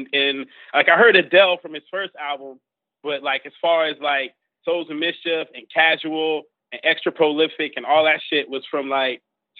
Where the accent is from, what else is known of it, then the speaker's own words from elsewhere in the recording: Augusta, Georgia, United States; moved away as an adult; also born or lived in Savannah, Georgia; Well, I was born in Savannah, and then I moved to Augusta when I was a kid.